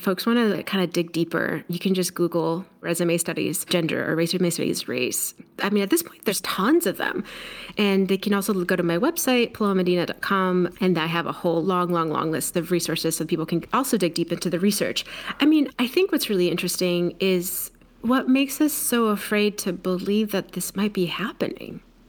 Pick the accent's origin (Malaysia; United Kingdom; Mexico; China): Mexico; now in United States; I'm Mexican. I'm an immigrant. I was born in Mexico. I grew up in two coasts. I look Mexican.